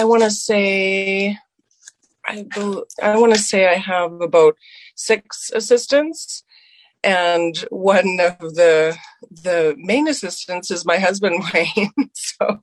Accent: Moose Jaw, Saskatchewan, Canada; now in Calgary, Canada; growing up in Saskatchewan. I grew up on a farm

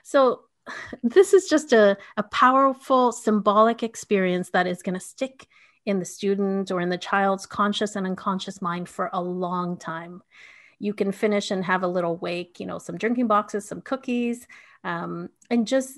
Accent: Canada; also born or lived in Bolivia; so my family is from Bolivia and I was born in Canada, but I lived 7 years going back and forth. My mom remained in Bolivia and then we came back with my dad to Canada.

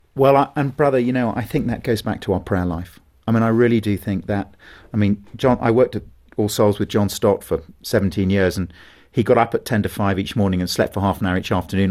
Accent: England, United Kingdom

